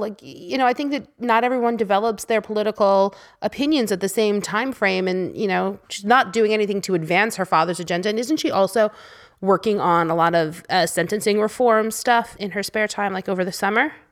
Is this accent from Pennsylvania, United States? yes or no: no; New York, United States; I grew up in New York, and school always started after Labor Day.